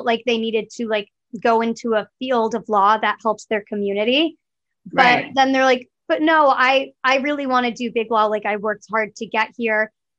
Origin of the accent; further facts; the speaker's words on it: United States; I was born in America